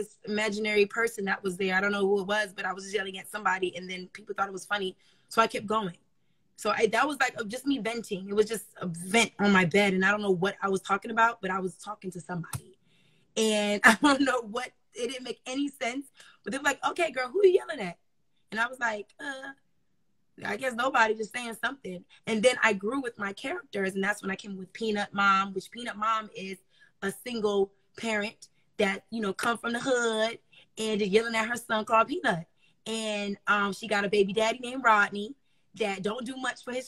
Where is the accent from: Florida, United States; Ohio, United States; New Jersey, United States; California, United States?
Florida, United States; Miami; moved away as an adult; also born or lived in Raleigh; I'm from Miami originally